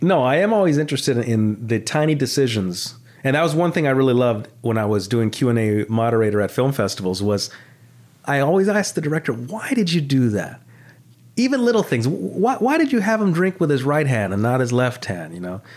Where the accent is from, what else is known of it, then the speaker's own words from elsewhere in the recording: Los Angeles, California, United States; growing up in the San Fernando Valley in the eighties and nineties